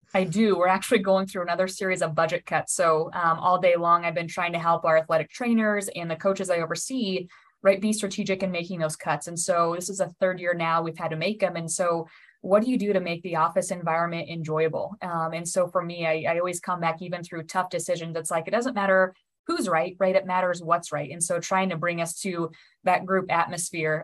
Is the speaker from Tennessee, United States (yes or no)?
no; Nebraska, United States; I was born and raised in Nebraska